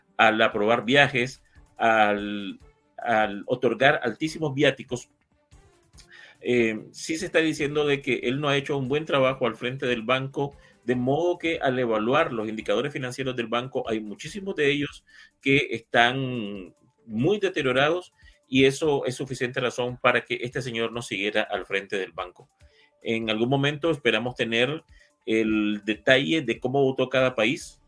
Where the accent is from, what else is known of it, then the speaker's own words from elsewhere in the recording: Nicaragua; como nicaragüense